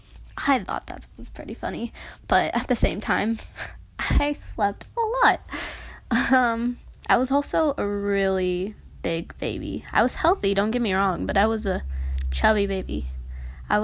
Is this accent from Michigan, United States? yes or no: no; Noblesville, Indiana, United States; also born or lived in Carmel, Indiana / Westfield, Indiana; I've lived in Indiana my entire life. I was born here.